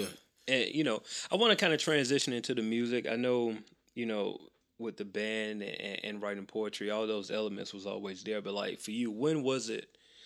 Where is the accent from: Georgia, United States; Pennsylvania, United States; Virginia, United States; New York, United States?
Georgia, United States; Macon; I'm from Macon, about an hour away from here.